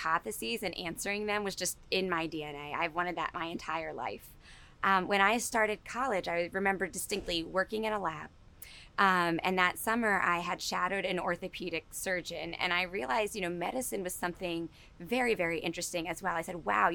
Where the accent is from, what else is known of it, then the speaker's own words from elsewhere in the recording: Newark, New Jersey, United States; I grew up in Newark, New Jersey